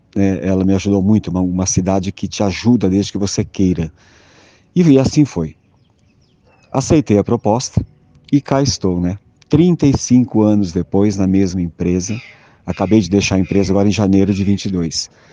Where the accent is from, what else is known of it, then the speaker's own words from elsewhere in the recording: interior of São Paulo, Brazil; Eu, eu sou do interior de São Paulo, nasci numa cidade muito pequena, 12 mil habitantes